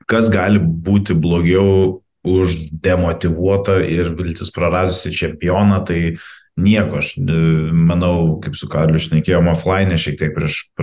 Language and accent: Lithuanian; Lithuania